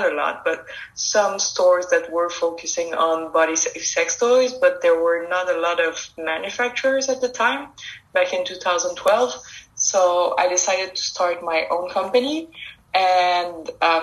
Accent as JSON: {"language": "English", "region": "Quebec", "country": "Canada", "said": "It's a French name. I'm from Quebec in Canada."}